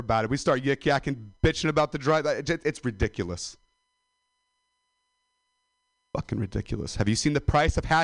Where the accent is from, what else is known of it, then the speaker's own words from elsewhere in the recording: Modesto, California, United States; I'm a dropout from Modesto